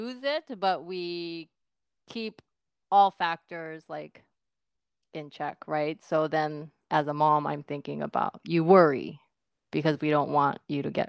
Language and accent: English; Japan; my family environment being third generation Korean, born and raised in Japan